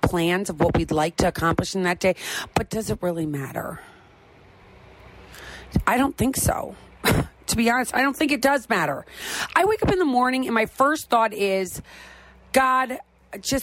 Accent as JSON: {"language": "English", "region": "Midwest", "country": "United States", "said": "I'm from the Midwest"}